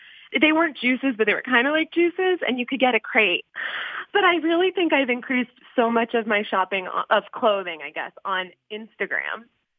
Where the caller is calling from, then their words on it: Brookline, Massachusetts, United States; I'm calling from Brookline.